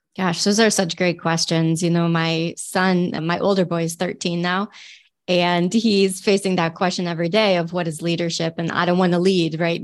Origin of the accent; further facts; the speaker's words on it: Michigan, United States; I'm definitely a Michigander at heart. I grew up here.